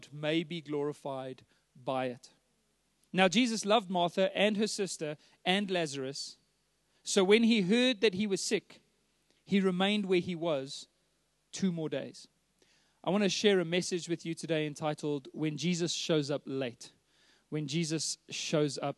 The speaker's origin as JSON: {"language": "English", "town": "Johannesburg", "region": "Gauteng", "country": "South Africa", "tie": "born or raised there", "said": "I was born and raised here in Joburg, born in Sandton Clinic"}